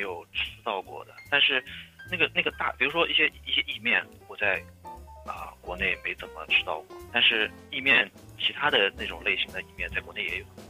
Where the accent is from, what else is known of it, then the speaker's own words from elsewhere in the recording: Nanjing, Jiangsu, China; moved away as an adult; now in New York City, United States; 我是八七年的，然后我也是南京人，我太太也是南京人